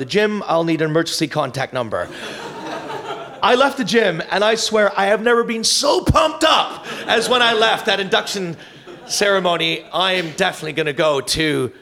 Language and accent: English; Canada; because I'm Canadian